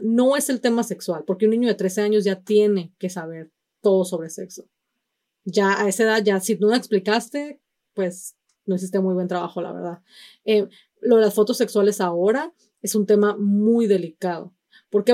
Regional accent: Mexico; si somos mexicanos, venimos obviamente de un, de una cultura sumamente machista

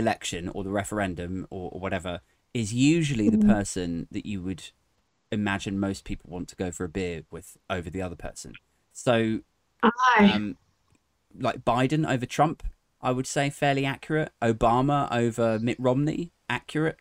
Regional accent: Maidenhead, South East England, United Kingdom; born or raised there

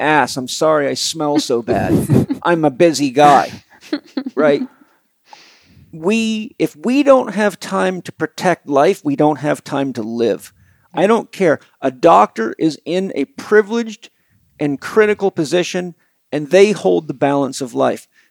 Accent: United States; I'm an American

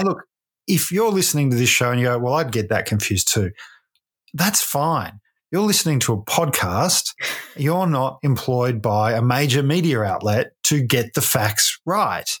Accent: Ballarat, Victoria, Australia; my hometown of Ballarat

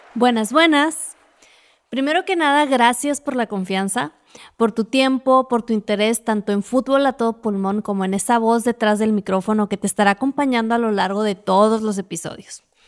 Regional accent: Ciudad Juárez, Chihuahua, Mexico; moved away as an adult; also born or lived in Monterrey; Cuando dejé mi ciudad de origen, Ciudad Juárez, Chihuahua, para estudiar en Monterrey

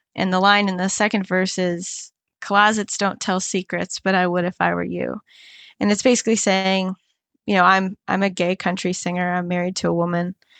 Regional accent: Cape Coral, Florida, United States; went back to my hometown, And I recorded this in Cape Coral, Florida

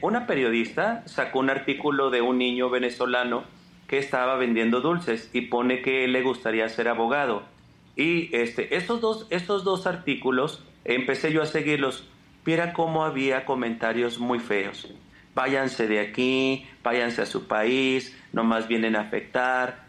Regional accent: Mexico; somos mexicanos, estamos en una frontera.

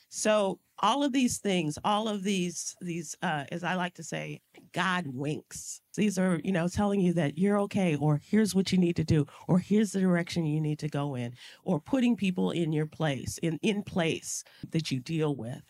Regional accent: Chicago, Illinois, United States; a little black girl growing up in Chicago, going to a majority white school

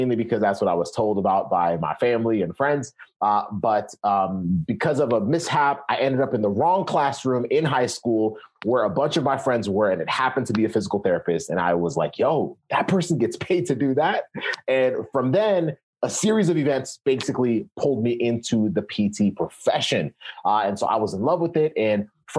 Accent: Kenya; now in United States; I was born in Kenya. So I came to the US.

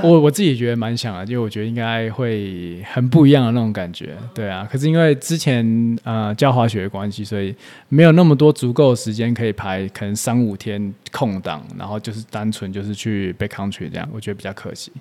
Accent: Taipei, Taiwan; 我在台北长大

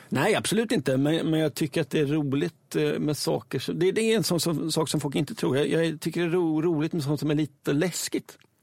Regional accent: Östergötland, Sweden; accent: Östgöta English; min östgötska engelska

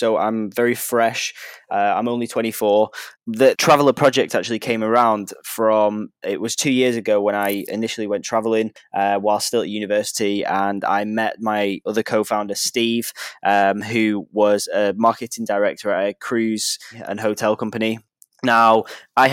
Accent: United Kingdom; now in Vietnam; I'm actually British.

